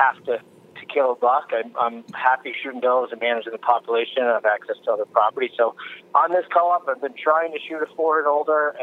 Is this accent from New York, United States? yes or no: yes; New York, United States; my home state of New York. Kind of the background is I'm from New York